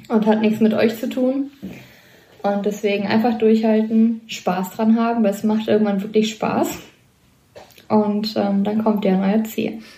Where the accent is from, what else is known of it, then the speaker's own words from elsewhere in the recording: Kevelaer, North Rhine-Westphalia, Germany; komme vom Niederrhein aus Kevela